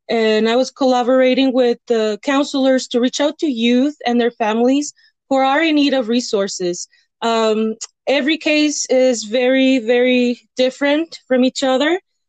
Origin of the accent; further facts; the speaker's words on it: Cuauhtémoc, Chihuahua, Mexico; also born or lived in El Paso, United States / Canada; now in Las Cruces, United States; I'm from Las Cruces. I was born in El Paso, raised in Mexico in Cuauhtémoc, Chihuahua. Then I moved between U.S. and Canada.